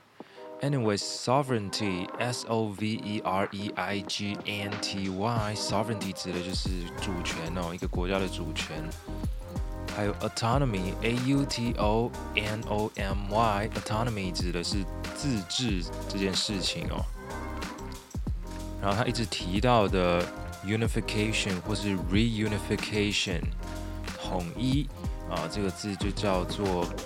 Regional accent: Taiwan; 反正我们台湾人好像也不是那么在意

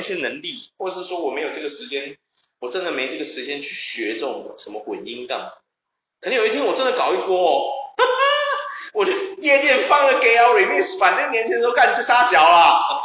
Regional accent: Taiwan; 我们台湾很多人都会觉得说漂亮有什么用

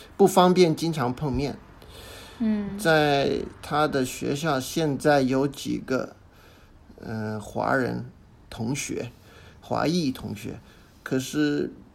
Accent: Australia; first language English; Chinese is a second language; also born or lived in Malaysia; 我是在马来西亚八一年出生的，啊，然后我， 我的父亲跟我的母亲，我的父母，八七年移民到澳大利亚，我当时五岁，他们带我过来，我在澳大利亚长大

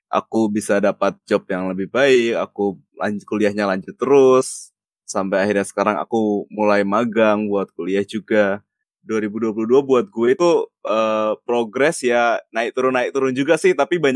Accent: Yogyakarta, Special Region of Yogyakarta, Indonesia; Aku petualang yang berasal dari Jogja

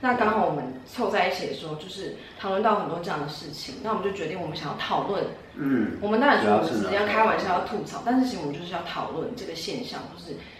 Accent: Taiwan; 但我就是我觉得我在亚洲在台湾出生长大。我觉得我的个性跟我的外形，嗯，甚至我的肤色，都不是传统台湾人喜欢的样子。

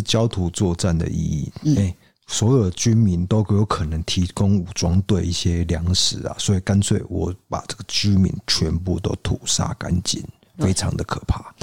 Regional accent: Taiwan; 我们台湾人

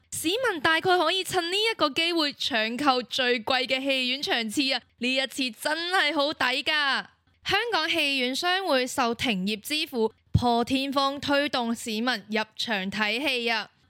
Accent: Macau; 我是来自澳门的

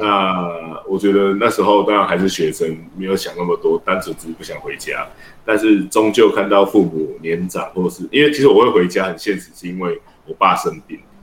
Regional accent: Tainan, Taiwan; 就像我们现在从小长大，我在店里面长大

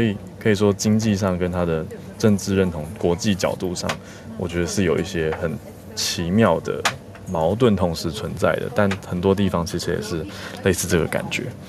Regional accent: Taiwan; 我是台湾人

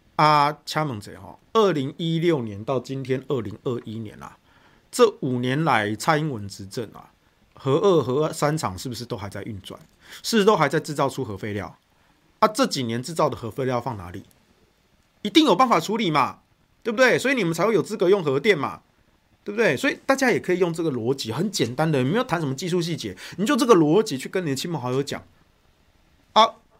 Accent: Taichung, Taiwan; now in Taipei, Taiwan; 我的家乡台中

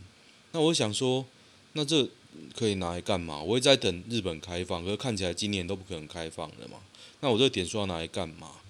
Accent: Guishan, Taoyuan, Taiwan; 龟山呢？哦哟，在我老家那边。

